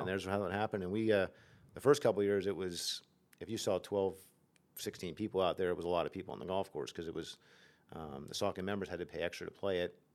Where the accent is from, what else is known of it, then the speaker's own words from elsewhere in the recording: Nazareth, Pennsylvania, United States; I grew up in Nazareth, so I was twenty, twenty-five minutes away from home.